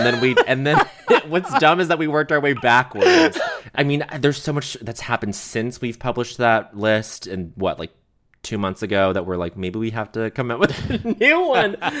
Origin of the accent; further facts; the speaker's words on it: Montreal, Quebec, Canada; growing up in Montreal